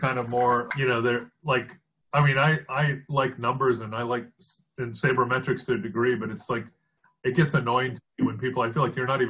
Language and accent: English; Florida, United States; also born or lived in Detroit, Michigan; I'm from Florida, but my dad got a job there, and we were there a couple of years.